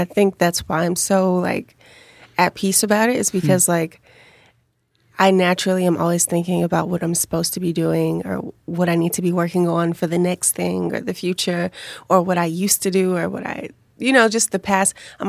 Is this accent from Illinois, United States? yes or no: yes; Chicago, Illinois, United States; we grew up on the South Side.